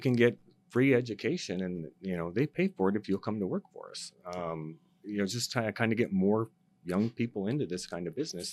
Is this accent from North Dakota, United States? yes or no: yes; North Dakota, United States; moved away as an adult; now in Arizona, United States; I'm originally from North Dakota, um, born and raised there. I came to uh, Arizona to uh, attend college